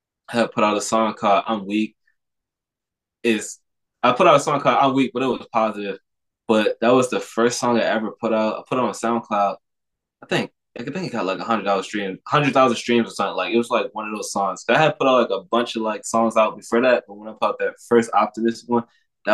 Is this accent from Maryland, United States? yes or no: yes; Baltimore, Maryland, United States; I'm from Baltimore